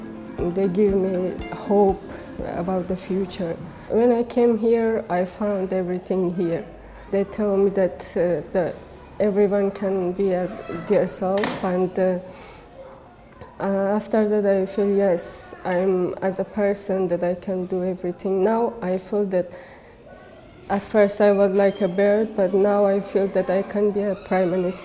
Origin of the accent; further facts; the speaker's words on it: Afghanistan; English is a second language; now in Greece; I'm from Afghanistan. I'm 16 years old. I was born as a refugee. And I came to Greece last year.